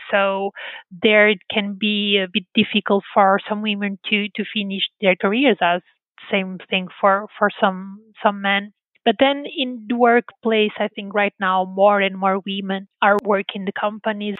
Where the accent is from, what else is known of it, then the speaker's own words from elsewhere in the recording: Porto, Norte, Portugal; English is a second language; moved away as an adult; also born or lived in California; a girl that grew up in a small town in Porto